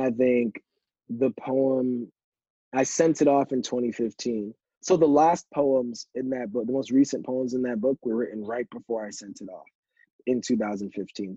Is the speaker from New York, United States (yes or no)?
yes; Yonkers, New York, United States; moved away as an adult; also born or lived in Philadelphia, Pennsylvania; now in Boston, United States; being from Yonkers, not growing up uh, with with money